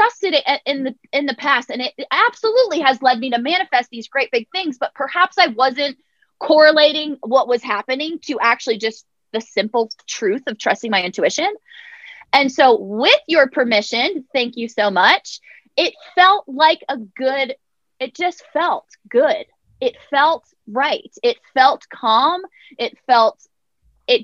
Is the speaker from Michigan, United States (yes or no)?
no; Westport, Connecticut, United States; moved away as an adult; also born or lived in Nashville, Tennessee; I just moved back to my hometown of Westport, Connecticut.